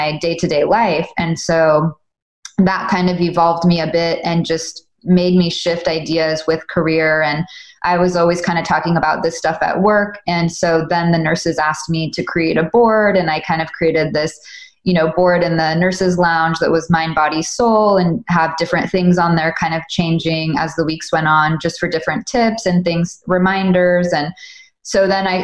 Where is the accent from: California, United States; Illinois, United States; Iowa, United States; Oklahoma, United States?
California, United States; Southern; I grew up in Southern California